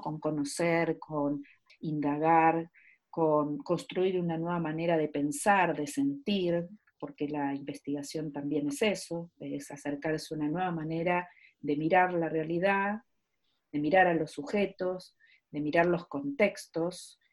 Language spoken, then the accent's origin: Spanish; Argentina; Soy argentina y trabajo en dos universidades